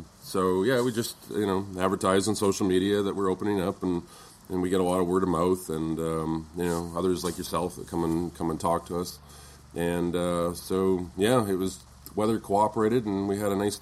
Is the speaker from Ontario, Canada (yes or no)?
no; Kelowna, British Columbia, Canada; moved away as an adult; growing up in Kelowna and seeing a lot of the family activities